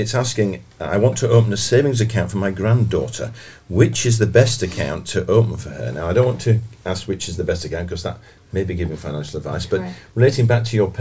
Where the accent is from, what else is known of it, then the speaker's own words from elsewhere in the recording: Bradford, Yorkshire and the Humber, United Kingdom; I'm from Bradford